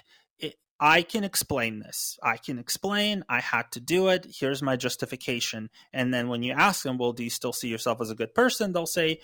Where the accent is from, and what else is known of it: United States